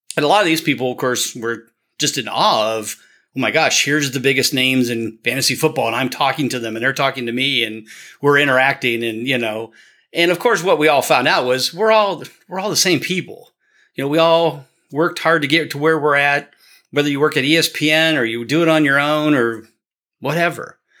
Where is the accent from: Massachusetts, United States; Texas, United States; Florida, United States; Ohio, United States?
Ohio, United States; Canton; born and raised in Canton and I grew up as a child